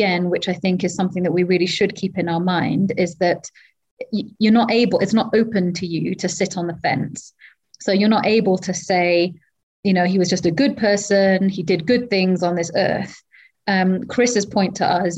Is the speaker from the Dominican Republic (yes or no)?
no; Wales, United Kingdom; moved away as an adult; now in Kenya; I am not English, I am Welsh